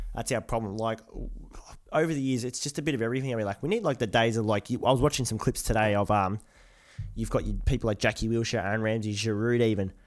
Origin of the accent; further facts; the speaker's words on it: Australia; we're from the Aussie world, mate